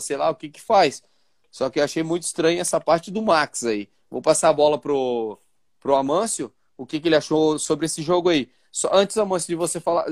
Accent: Itapema, Santa Catarina, Brazil; também sou de Itapema

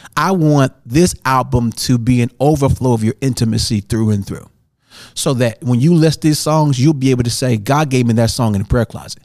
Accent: St. Louis, Missouri, United States; moved away; I grew up in Saint Louis

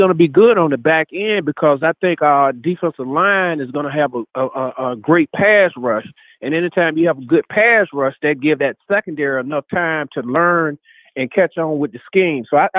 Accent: Birmingham, Alabama, United States; now in Virginia, United States; I'm from Birmingham, Alabama.

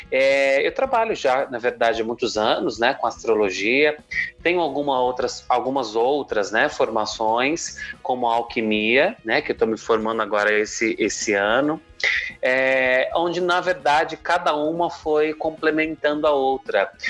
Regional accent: Jundiaí, São Paulo, Brazil; sou de Jundiaí, São Paulo, né, que é interior aqui de São Paulo.

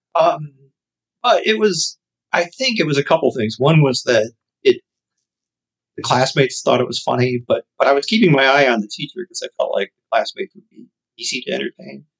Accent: Chicago, Illinois, United States; growing up on the South Side of Chicago

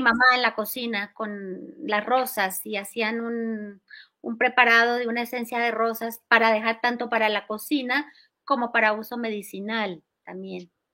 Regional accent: Cali, Valle del Cauca, Colombia; now in Mexico City, Mexico; Yo nací en Cali, Colombia, y ahí me crié. Y bueno, hace 40 años llegué aquí a Ciudad de México

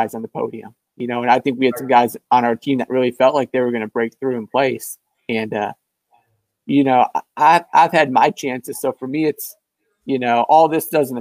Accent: Rockford, Michigan, United States; I'm from Rockford, Michigan, so near Grand Rapids, the west side of the state

